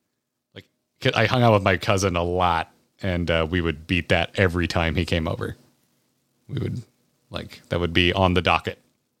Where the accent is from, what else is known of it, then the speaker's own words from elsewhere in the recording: Florida, United States; seeing as I grew up in Florida